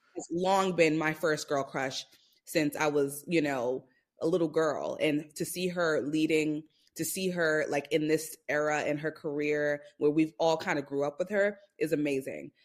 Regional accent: New York City, New York, United States; I'm from Brooklyn, New York

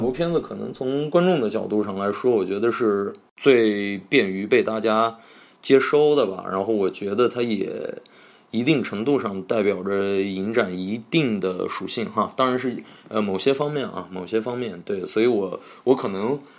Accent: Beijing, China; 用我们北京话说

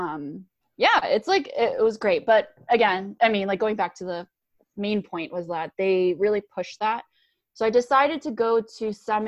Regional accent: Rochester, New York, United States; I was born in New York City, and then I moved to Rochester when I was like 5-ish.

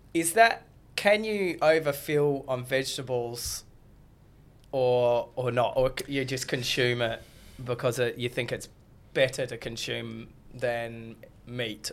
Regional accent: Australia; I'm an Aussie kid

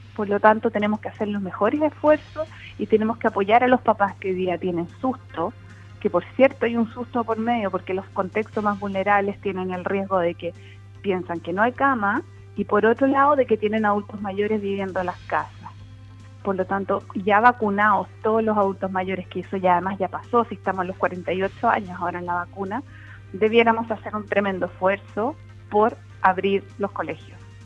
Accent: Puerto Montt, Los Lagos, Chile; yo soy nacida y criada en Puerto Montt

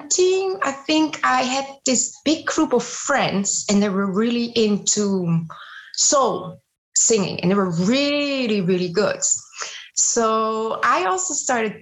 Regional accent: Amsterdam, North Holland, Netherlands; English is a second language; also born or lived in Zeeland; I was born in Zeeland, but then my parents moved back to the area of Amsterdam. This is where I grew up.

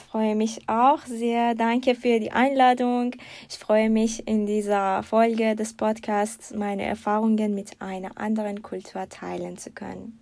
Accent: Iran; moved away as an adult; now in Germany; ich habe meinen Master im Iran abgeschlossen

